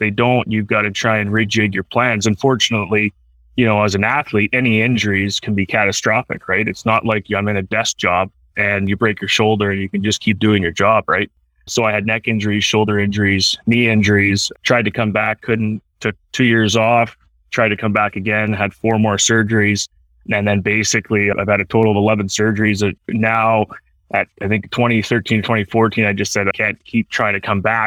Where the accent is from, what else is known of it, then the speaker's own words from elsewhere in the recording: Surrey, British Columbia, Canada; also born or lived in Chilliwack / Michigan; being Canadian. Obviously, I grew up in Surrey and played hockey at a young age.